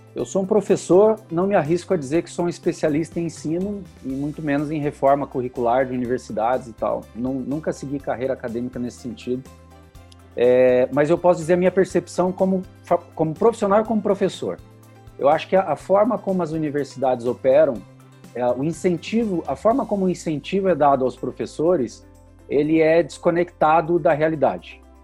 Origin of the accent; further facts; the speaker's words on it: Curitiba, Paraná, Brazil; sou do Paraná, sou aqui de Curitiba.